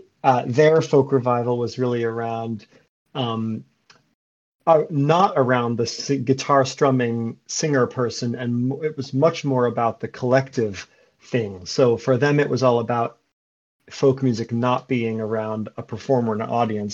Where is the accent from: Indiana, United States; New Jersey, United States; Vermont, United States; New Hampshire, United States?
Vermont, United States; Brattleboro; moved away; also born or lived in New York City; I'm from Brattleboro, Vermont, which when I was a kid was and still is a hotbed of sort of hippie, folky, folk musician type people. And so I grew up in the midst of a lot of that music